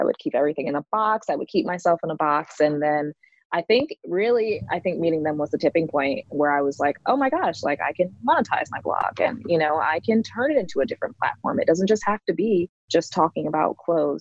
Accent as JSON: {"language": "English", "region": "Connecticut", "country": "United States", "tie": "born or raised there", "also_born_or_lived": "Charlotte, North Carolina", "moved": "as an adult", "lives_now": "Raleigh, United States", "said": "I'm originally from Connecticut, born and raised"}